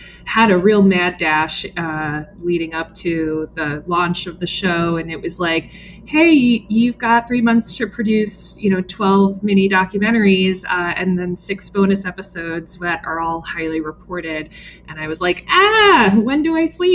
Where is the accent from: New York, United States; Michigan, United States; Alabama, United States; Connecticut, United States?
New York, United States; New York City; I grew up in the New York metro area